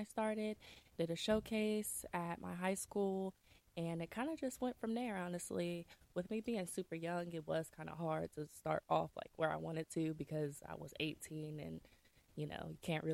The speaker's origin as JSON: {"language": "English", "town": "Columbus", "region": "Ohio", "country": "United States", "tie": "born or raised there", "also_born_or_lived": "Canton, Ohio", "said": "I'm originally from Canton, Ohio. I moved to Columbus when I was super, super young. Grew up"}